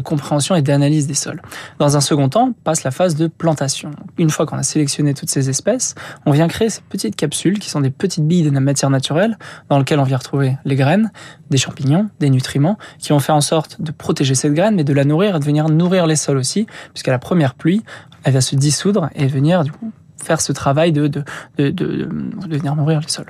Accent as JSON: {"language": "French", "town": "Rémire-Montjoly", "country": "French Guiana", "tie": "born or raised there", "moved": "yes", "said": "j'ai grandi en Guyane, en Guyane française, euh, donc vers montjoly donc ma famille qui était installée là-bas. J'ai fait la moitié de mon enfance."}